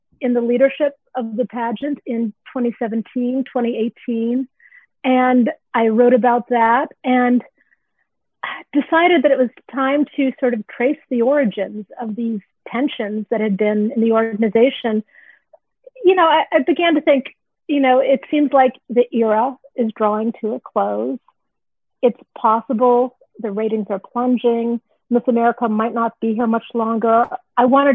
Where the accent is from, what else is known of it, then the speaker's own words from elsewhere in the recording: United States; also born or lived in Iowa; I grew up in the Washington, D.C. suburbs where pageants were not a big thing